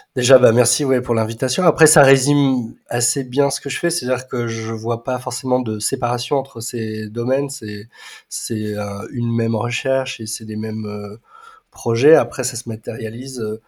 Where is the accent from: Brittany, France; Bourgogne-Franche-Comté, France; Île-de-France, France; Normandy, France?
Bourgogne-Franche-Comté, France; Nevers; j'ai grandi en partie à Nevers